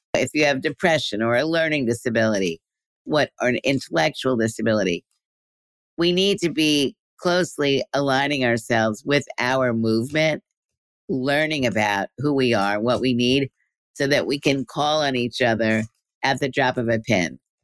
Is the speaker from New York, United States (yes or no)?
yes; New York City, New York, United States; in New York City, which is where I was growing up in Brooklyn